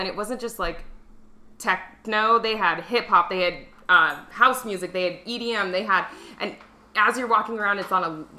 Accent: Arizona, United States; I was born and raised in Arizona. We were the only black people in every single community that we lived in up until like 2013.

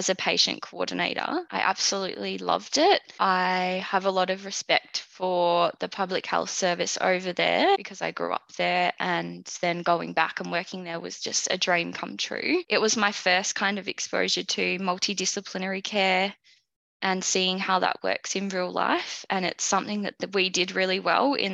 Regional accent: about an hour from Melbourne, Victoria, Australia; also born or lived in London; I grew up about an hour from Melbourne out in the western suburbs with my mum, my dad, and my brother

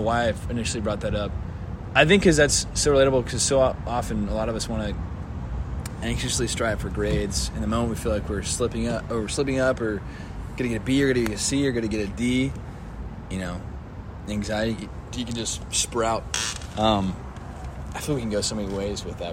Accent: Dallas, Texas, United States; I'm from Dallas, and grew up in church.

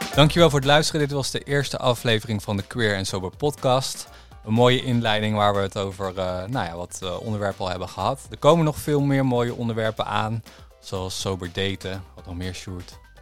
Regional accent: Veluwe, Gelderland, Netherlands; ik ben natuurlijk opgegroeid op de Veluwe

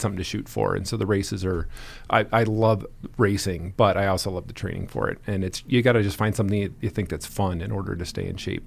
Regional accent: Indiana, United States; moved away; also born or lived in Lakewood, Colorado; a little kid growing up in Indiana

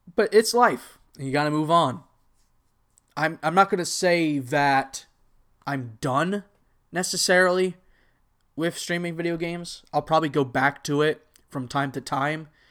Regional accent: Texas, United States; also born or lived in Anaheim area, California; I was actually born in California, and I moved to Texas.

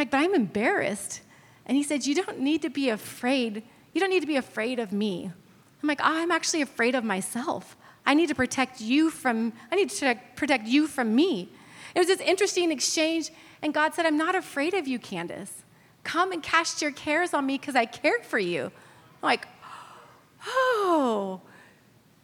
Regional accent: California, United States; moved away; I'm from California.

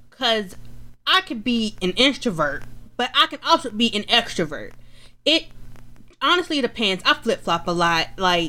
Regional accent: Atlanta, Georgia, United States; Well, I was born in Atlanta. I was born and raised in Atlanta. So I am an Atlanta girl.

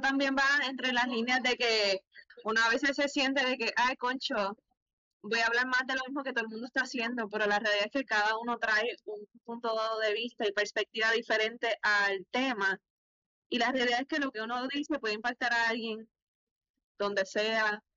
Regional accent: Lares, Puerto Rico; now in Alabama, United States; estoy en Alabama, pero soy de Lares, Puerto Rico

